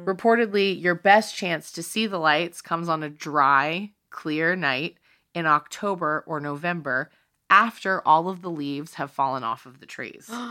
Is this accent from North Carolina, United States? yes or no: yes; Eastern North Carolina, United States; I grow up in North Carolina